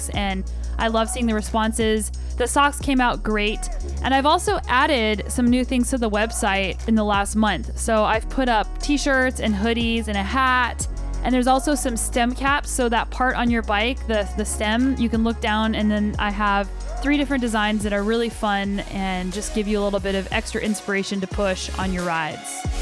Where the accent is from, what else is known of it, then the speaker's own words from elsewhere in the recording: Albuquerque, New Mexico, United States; moved away as an adult; also born or lived in Colorado; now in Canada; I'm originally from Albuquerque, New Mexico. I lived there until I was about 22 years old, and then I moved to Boulder, Colorado for grad school, and I lived in Colorado for about eight years before moving up to Canada.